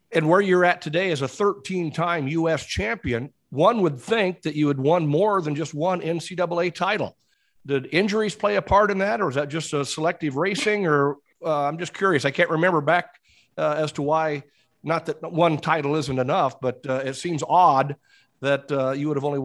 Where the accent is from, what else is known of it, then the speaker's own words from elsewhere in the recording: Iowa, United States; I'm from Iowa